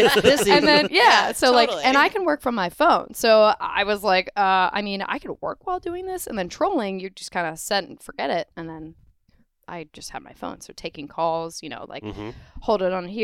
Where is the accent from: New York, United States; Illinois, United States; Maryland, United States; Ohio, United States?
Maryland, United States; Annapolis; now in Florida, United States; I am from Annapolis. I grew up on boats